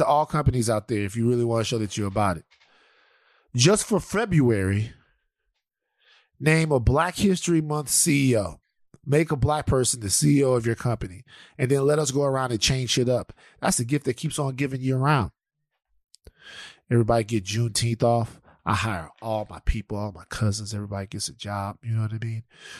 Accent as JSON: {"language": "English", "region": "the South", "country": "United States", "said": "You know, I'm from the South, baby."}